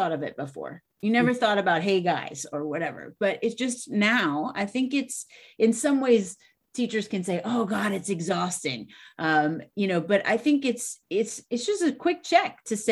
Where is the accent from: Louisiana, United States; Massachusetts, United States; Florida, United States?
Louisiana, United States; I'm from Louisiana